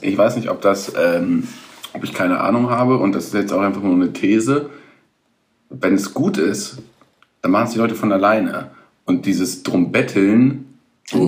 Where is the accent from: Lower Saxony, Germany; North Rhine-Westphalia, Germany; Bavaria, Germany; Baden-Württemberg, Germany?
Lower Saxony, Germany; village near Hemmingen, near Hanover; Ich komme ja aus dem Dorf in der Nähe von Hemming. Das ist ja hm. sehr nah an Hannover dran.